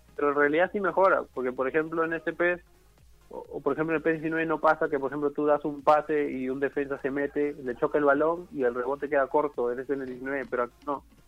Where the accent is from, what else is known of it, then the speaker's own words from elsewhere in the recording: Peru; Hemos ido como seis peruanos, seis peruanos hemos viajado a Chile